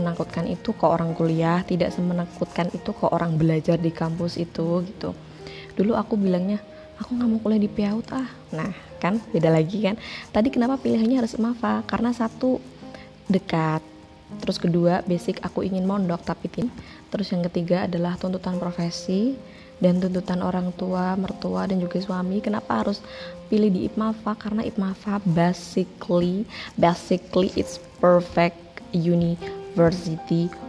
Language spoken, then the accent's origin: Indonesian; Pati, Central Java, Indonesia; aku orang Pati aku basically adalah seorang aktivis sebenarnya